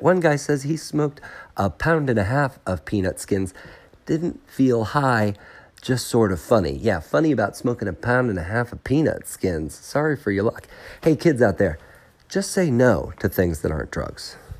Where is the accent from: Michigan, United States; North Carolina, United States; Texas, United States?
North Carolina, United States; I am from North Carolina